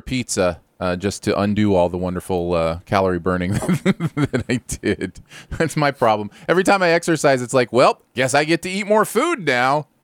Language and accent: English; Michigan, United States; I grew up in Michigan